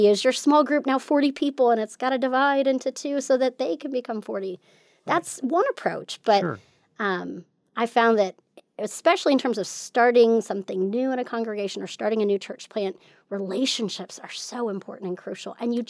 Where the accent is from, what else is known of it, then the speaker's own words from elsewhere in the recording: California, United States; born there; Sure. Well, I was born in California. I'm a Navy brat, so I've lived, I think, in like 16 different states and three countries.